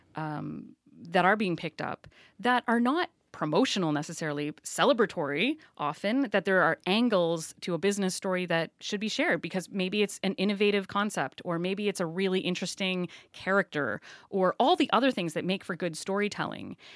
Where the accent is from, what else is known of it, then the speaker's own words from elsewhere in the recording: Saint John, New Brunswick, Canada; also born or lived in Prince George; I grew up on the Lower West Side before the scrubbers were put on the refinery here.